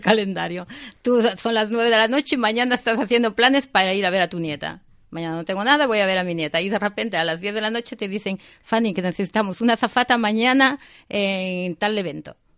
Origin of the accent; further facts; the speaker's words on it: Vigo, Galicia, Spain; Yo soy gallega, soy de Vigo, mis padres son gallegos, de pura cepa, eh, emigrantes, eh, emigraron muy jovencitos, los dos a Alemania, y yo me crié con mi abuela